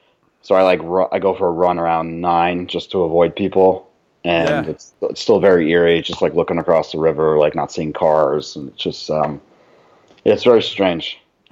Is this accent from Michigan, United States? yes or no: no; New Jersey, United States; I'm from Bergen County.